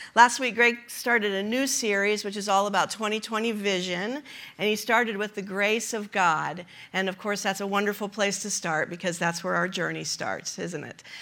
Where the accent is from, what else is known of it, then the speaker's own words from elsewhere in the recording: Kansas City, United States; We are from Kansas City